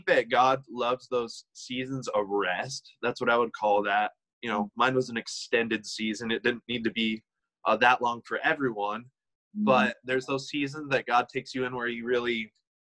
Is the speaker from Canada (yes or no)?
no; Michigan, United States; moved away as an adult; also born or lived in Kansas City / Dallas, Texas; I ended up coming back to my home state of Michigan, and I currently am living in a city called Montrose, Michigan